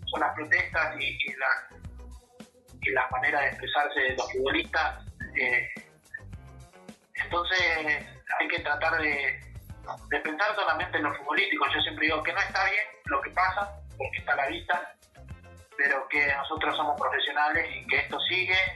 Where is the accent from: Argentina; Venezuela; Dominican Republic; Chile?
Argentina; La Salada, Buenos Aires Province; moved away; Nací en Buenos Aires, provincia de Buenos Aires, en La Salada, barrio José Hernández.